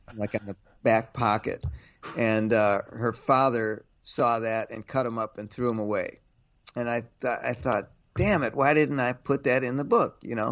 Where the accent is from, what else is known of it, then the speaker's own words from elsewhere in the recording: Cleveland, Ohio, United States; now in New York, United States; I grew up in Cleveland